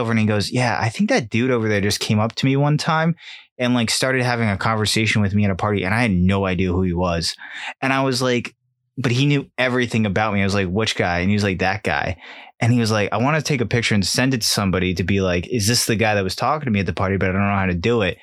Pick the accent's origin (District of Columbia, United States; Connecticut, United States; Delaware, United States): Connecticut, United States; we're from Connecticut